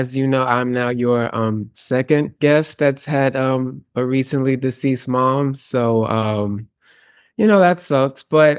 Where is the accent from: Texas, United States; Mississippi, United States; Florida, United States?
Texas, United States; Houston; So, and obviously I have Houston superiority attitude because obviously